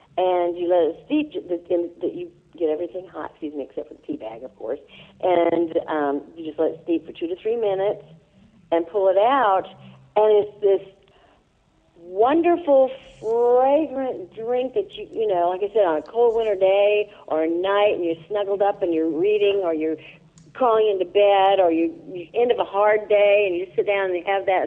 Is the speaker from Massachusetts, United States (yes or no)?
no; Illinois, United States; moved away; I'm from Illinois originally, so I didn't have grits growing up